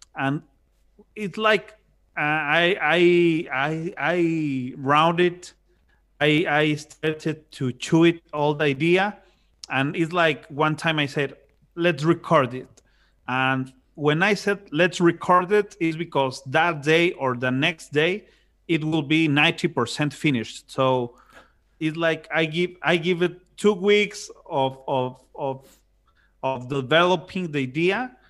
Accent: Monterrey, Nuevo León, Mexico; I'm from Monterrey, Monterrey, Mexico

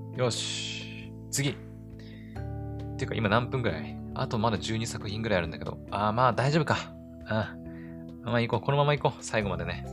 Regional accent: Aomori, Japan; 私自身がね、青森出身で、青森に住んでるから

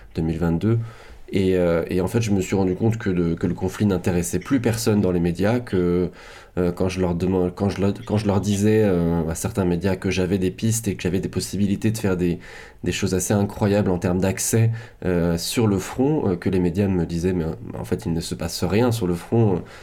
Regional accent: France; en tant que Français

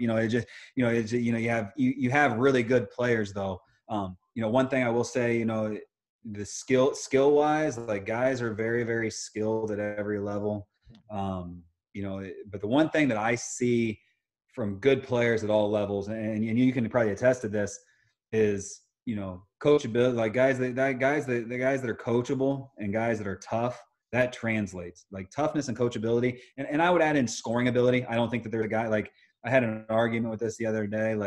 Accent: Indiana, United States; I come from Indiana

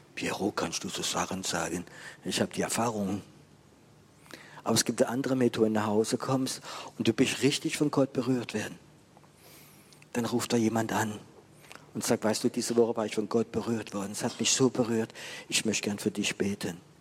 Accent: Germany; bei uns in Deutschland

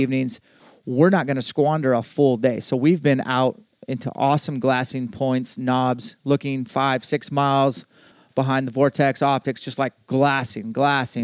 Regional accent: Spokane, Washington, United States; my hometown of Spokane

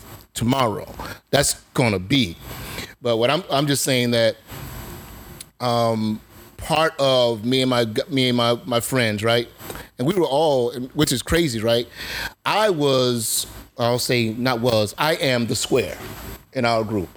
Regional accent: Eatonville, Florida, United States; We grew up in Eatonville, the oldest black incorporated town in America

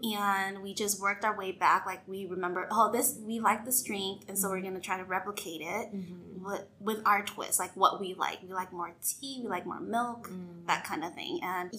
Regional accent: California, United States; moved away as an adult; now in Nashville, United States; I am originally from California.

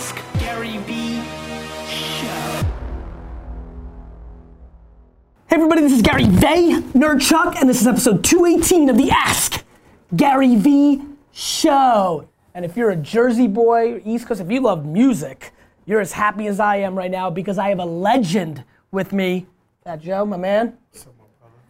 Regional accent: Russia; moved away; I was born in Russia, came up, baseball cards, lemonade stand

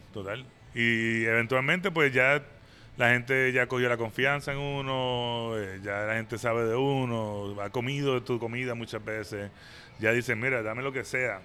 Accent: San Juan, Puerto Rico; moved away as an adult; also born or lived in New York, United States; now in Atlanta, United States; Yo crecí yendo al hipopótamo, a, ¿cómo se llama entonces? La sidra y todo ese tipo de bakeries

